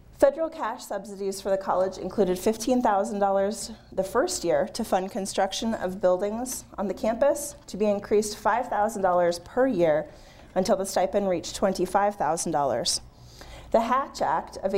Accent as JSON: {"language": "English", "town": "Bozeman", "region": "Montana", "country": "United States", "tie": "born or raised there", "said": "my hometown"}